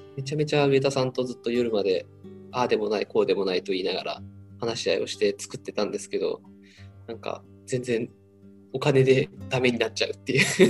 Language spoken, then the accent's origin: Japanese; Unnan, Shimane, Japan; moved away as an adult; now in Tokyo, Japan; 僕地元に戻ったらあの雲南市は